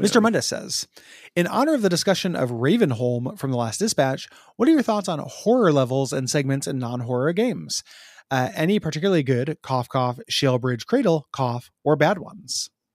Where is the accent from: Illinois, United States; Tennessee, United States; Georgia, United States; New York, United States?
Illinois, United States; Chicago; now in Portland, United States; the ones that I grew up near in Chicago